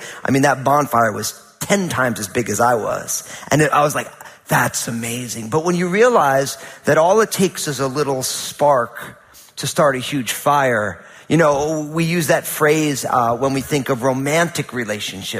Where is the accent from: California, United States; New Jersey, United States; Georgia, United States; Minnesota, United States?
New Jersey, United States; moved away; When I was growing up, you know, I'm from New Jersey